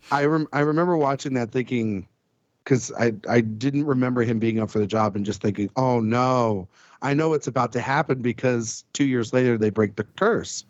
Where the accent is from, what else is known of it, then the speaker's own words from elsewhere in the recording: Texas, United States; I'm from Texas